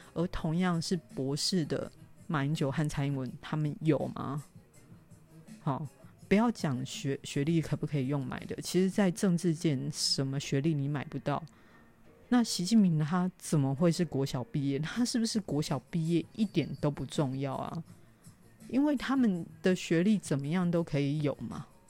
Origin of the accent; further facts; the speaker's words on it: Taiwan; 我台湾人